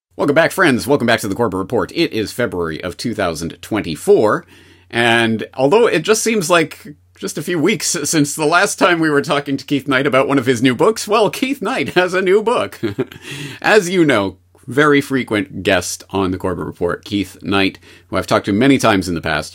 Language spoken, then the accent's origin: English; Canada; as a Canadian, I was brought up in the Canadian indoctrination system